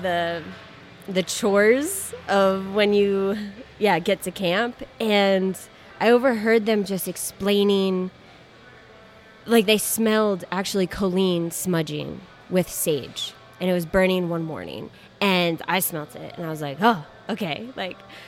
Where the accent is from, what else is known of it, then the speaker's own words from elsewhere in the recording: Maine, United States; I grew up in Wabanaki territory, so what is now Maine.